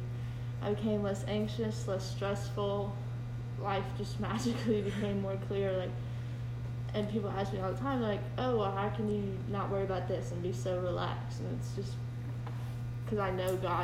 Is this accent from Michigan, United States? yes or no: no; Halifax County, Virginia, United States; I grew up in Halifax County, Virginia. It's a very rural, very, very rural place